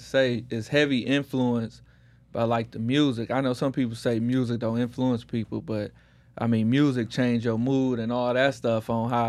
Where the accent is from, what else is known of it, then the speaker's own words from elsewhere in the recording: Detroit, Michigan, United States; now in Houston, United States; I come from Detroit. You know, I'm in Houston. What up, though? Come from Detroit, and come from gang culture.